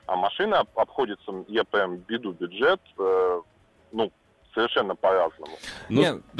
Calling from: Saint Petersburg, Russia; я из Санкт-Петербурга.

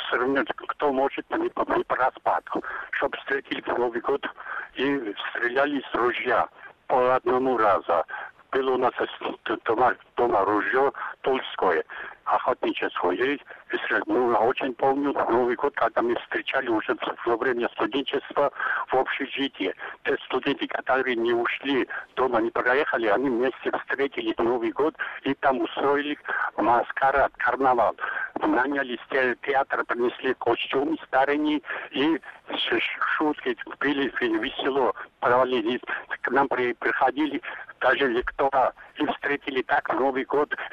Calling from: Georgia; Я звоню из Грузии

